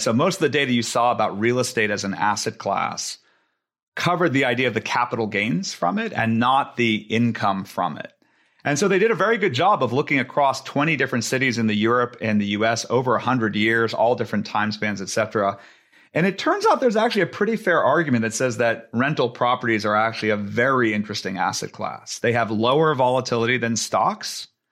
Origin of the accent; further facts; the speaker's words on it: Silicon Valley, California, United States; I grew up in Silicon Valley.